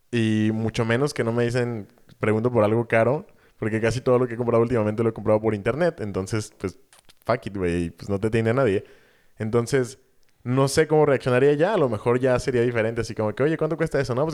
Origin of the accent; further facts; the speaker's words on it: Mexico; soy mexicano